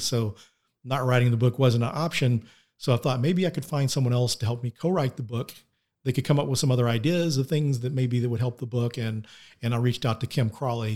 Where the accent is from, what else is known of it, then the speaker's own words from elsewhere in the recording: Denton, Texas, United States; Denton, Texas is my hometown